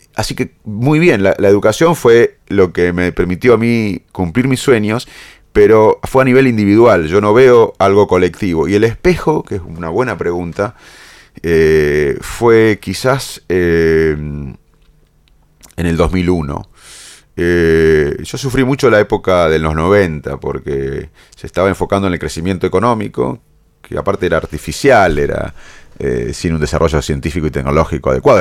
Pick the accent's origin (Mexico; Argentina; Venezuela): Argentina; Salto, Buenos Aires Province; moved away; me crié, como sabes, en Salto